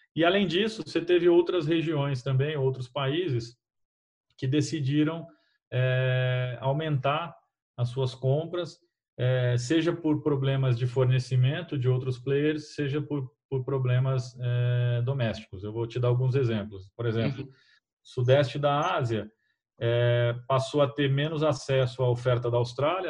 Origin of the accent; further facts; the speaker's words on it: Brazil; como brasileiros